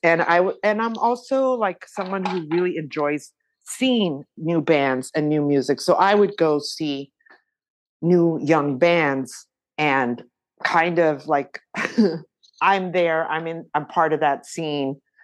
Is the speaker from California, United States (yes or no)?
yes; Los Angeles, California, United States; growing up in East